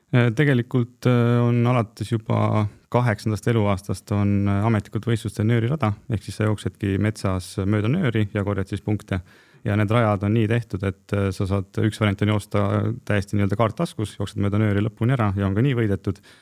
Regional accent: Põlva, Põlva County, Estonia; ma olen Põlvast pärit

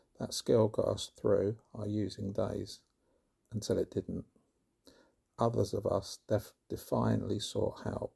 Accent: London, United Kingdom; now in Somerset, United Kingdom; I am originally from West London and live in Somerset now

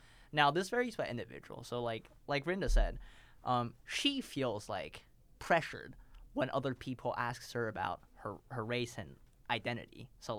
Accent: Beijing, China; born there; If you ask me who I am, okay, I was born in Beijing, but am I really from Beijing? No.

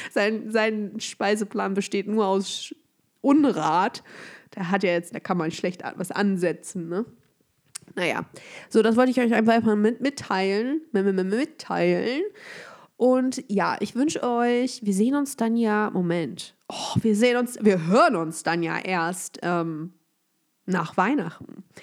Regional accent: Germany; ich bin hier mit meiner Heimatstadt

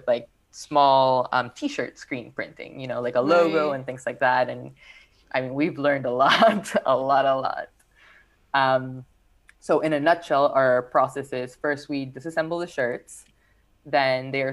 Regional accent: Peru; now in Los Angeles, United States; I am from Peru. I grew up there.

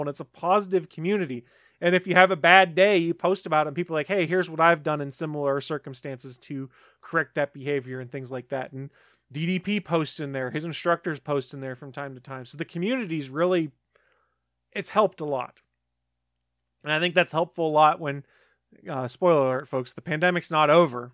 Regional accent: South Carolina, United States; I'm from South Carolina

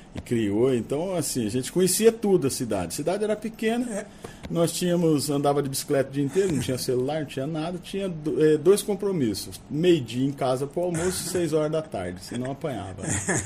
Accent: Campo Grande, Mato Grosso do Sul, Brazil; also born or lived in Bonito; eu sou daqui de Campo Grande, meu pai era médico aqui há, há muito tempo atrás, minha mãe é daqui também

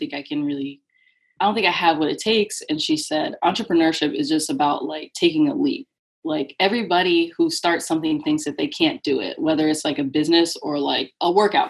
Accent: New Jersey, United States; now in Connecticut, United States; I live in Connecticut. I'm originally from New Jersey

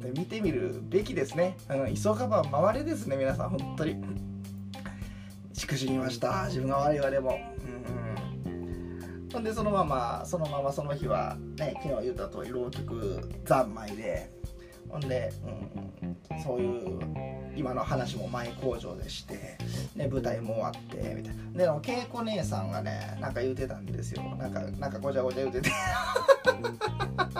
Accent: Hyogo, Japan; also born or lived in Kyoto; 自分も大阪ちゃうけど兵庫県出身

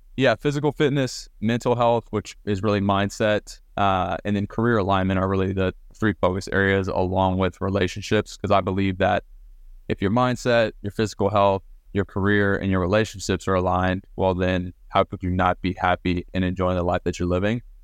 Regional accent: Southlake, Texas, United States; I grew up in South Lake, Texas, which is kind of a powerhouse Texas high school football city. Um, moved there when I was ten

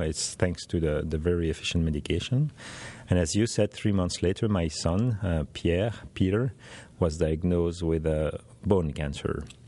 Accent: Belgium; I'm from Belgium in Europe

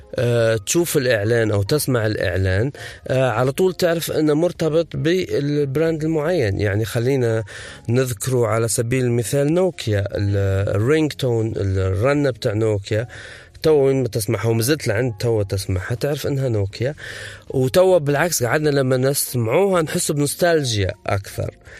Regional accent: Benghazi, Libya; نحن في بنغازي

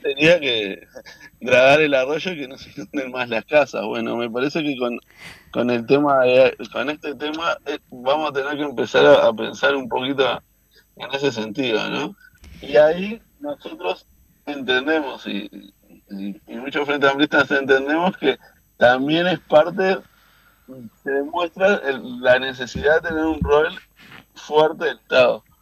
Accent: Canelones, Uruguay; soy del departamento de Canelones

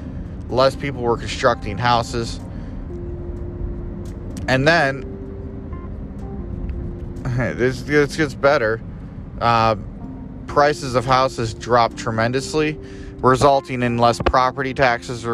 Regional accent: United States; I'm an American

